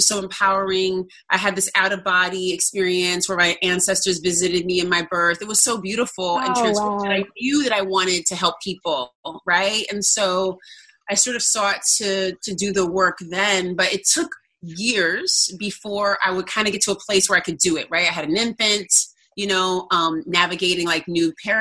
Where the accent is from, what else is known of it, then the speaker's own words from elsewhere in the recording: Oakland, California, United States; moved away as an adult; now in New York City, United States; I am from Cali, born and raised in California, born in Southern California, raised in Oakland